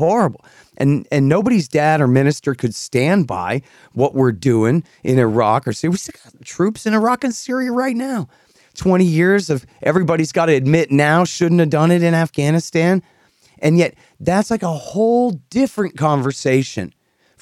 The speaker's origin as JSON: {"language": "English", "region": "Texas", "country": "United States", "tie": "born or raised there", "said": "I grew up in Texas. I'm from Texas."}